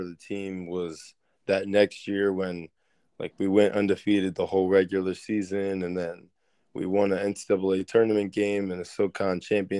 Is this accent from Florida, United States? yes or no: no; Berlin, Maryland, United States; I grew up right here in Berlin, Maryland